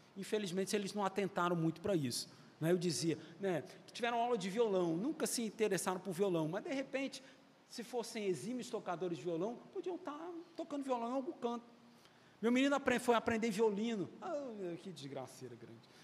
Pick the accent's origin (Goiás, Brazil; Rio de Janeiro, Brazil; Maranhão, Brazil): Rio de Janeiro, Brazil; eu nasci no Rio